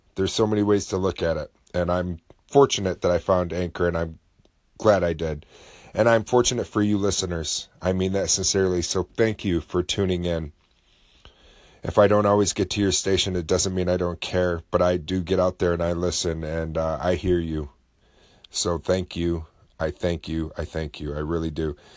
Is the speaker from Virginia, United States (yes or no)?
no; New Haven, New York, United States; also born or lived in Oswego, New York; I grew up in a little town called New Haven, and not New Haven, Connecticut, but New Haven, New York